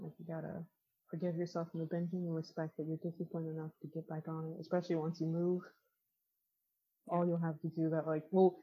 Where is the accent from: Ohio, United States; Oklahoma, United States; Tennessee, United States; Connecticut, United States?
Connecticut, United States; now in Florida, United States; I grew up in Connecticut